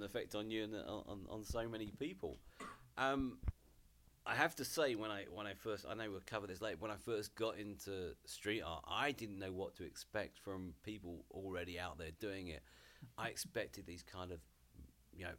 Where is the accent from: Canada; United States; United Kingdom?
United Kingdom; Hertfordshire, East of England; I grew up about 20 miles north of London in a area called Hertfordshire